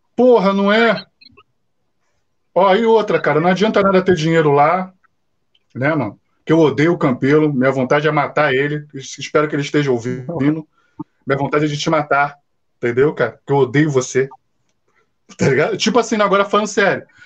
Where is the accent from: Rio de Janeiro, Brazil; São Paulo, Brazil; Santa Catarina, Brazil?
Rio de Janeiro, Brazil; eu moro muito perto de São Januário, eu sou cria aqui de São Januário